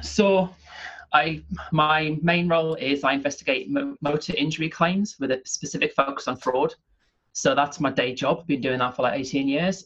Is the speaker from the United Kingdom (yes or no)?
yes; the North East, North East England, United Kingdom; also born or lived in near Manchester (between Stockport and Glossop); now in near Manchester, United Kingdom; I'm from the Northeast originally